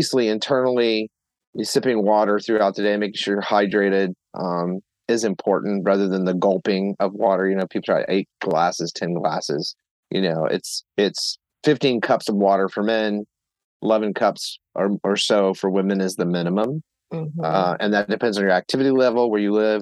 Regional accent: Texas, United States; moved away; also born or lived in Tennessee / Pennsylvania; I grew up in Texas and lived in Tennessee for a while

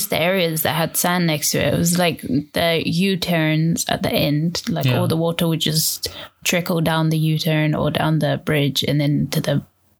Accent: England, United Kingdom; first language English; now in Egypt; I'm from England

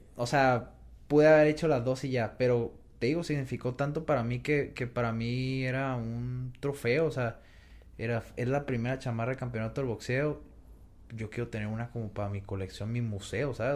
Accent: Mexico; Como mexicanos

